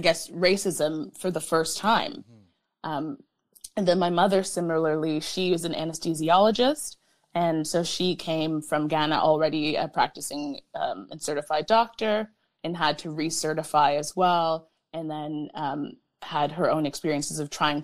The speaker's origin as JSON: {"language": "English", "town": "Hamilton", "region": "Ontario", "country": "Canada", "tie": "born or raised there", "also_born_or_lived": "Australia", "lives_now": "Toronto, Canada", "said": "I grew up in a very privileged, very white community in Hamilton"}